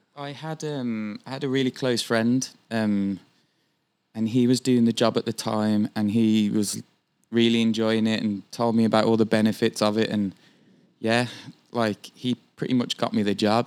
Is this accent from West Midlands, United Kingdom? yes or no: yes; Birmingham, West Midlands, United Kingdom; moved away as an adult; now in Vancouver, Canada; I am from central England, uh, a city called Birmingham